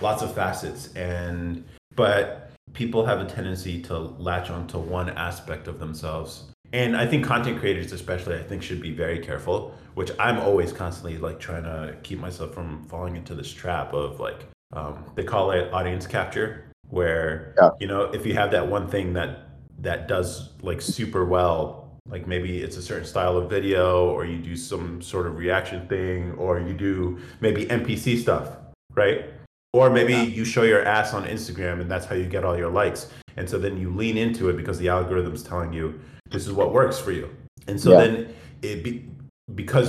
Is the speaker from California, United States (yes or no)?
yes; California, United States; we grew up in California